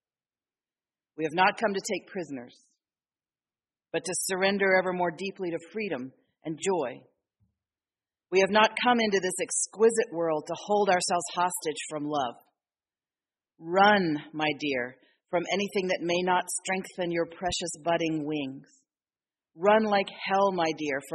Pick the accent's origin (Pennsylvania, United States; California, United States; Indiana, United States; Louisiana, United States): Pennsylvania, United States; Philadelphia; I grew up in Philadelphia